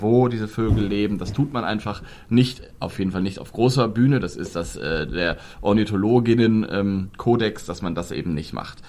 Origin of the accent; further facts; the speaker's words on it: Germany; bei uns in Deutschland